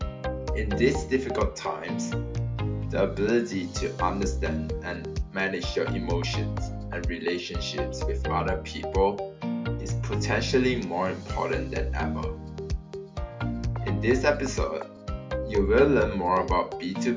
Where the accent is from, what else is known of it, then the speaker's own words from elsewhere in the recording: Malaysia; I'm from Malaysia